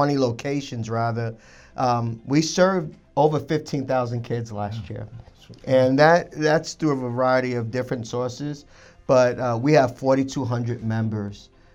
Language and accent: English; New York City, New York, United States; moved away; I grew up in Brooklyn, New York